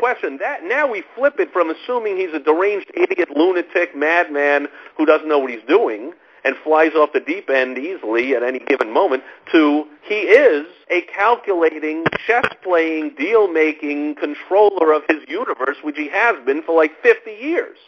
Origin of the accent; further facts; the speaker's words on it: New York, United States; I grew up in New York, and when I was a kid